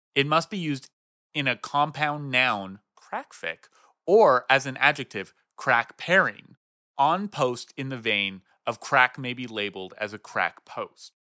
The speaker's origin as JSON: {"language": "English", "town": "Swanzey", "region": "New Hampshire", "country": "United States", "tie": "born or raised there"}